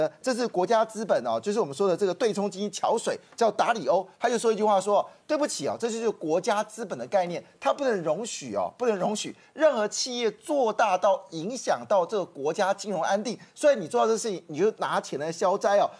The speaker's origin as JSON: {"language": "Chinese", "country": "Taiwan", "said": "那这大武集团呢，基本上我们台湾人不知道"}